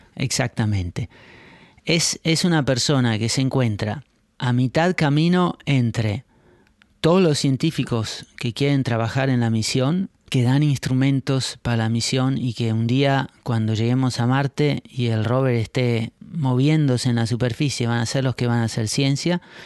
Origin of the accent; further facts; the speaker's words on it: Argentina; now in Netherlands; Yo nací y crecí en Argentina en años complicados